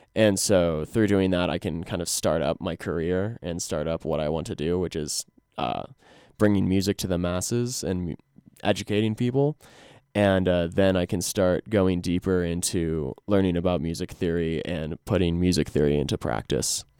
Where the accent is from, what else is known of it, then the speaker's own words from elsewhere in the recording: Glenwood Springs, Colorado, United States; now in Fort Collins, United States; I'm from Glenwood Springs. I'm from the Roan Fork Valley. Lived here all through the first eighteen years of my life